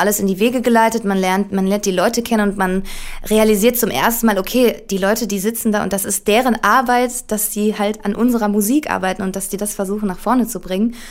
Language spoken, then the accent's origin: German; Duisburg, North Rhine-Westphalia, Germany; wir kommen alle aus Duisburg. Ähm, Alex und ich, der Gitarrist, äh, wir waren zusammen in einer Schule